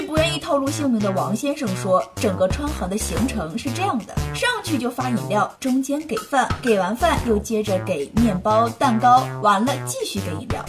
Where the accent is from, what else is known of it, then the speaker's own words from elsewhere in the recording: Henan, China; 虽然我不会说河南话